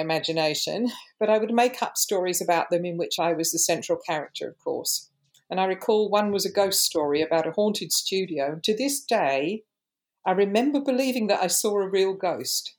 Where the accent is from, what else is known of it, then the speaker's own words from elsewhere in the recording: London, United Kingdom; Growing up in London in the 60s, I lived in areas of high racial tension and diverse forms of cultural expression.